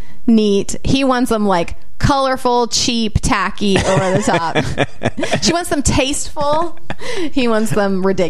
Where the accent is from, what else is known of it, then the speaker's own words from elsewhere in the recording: Chicago, Illinois, United States; I'm from Chicago. I just carry a softball with me.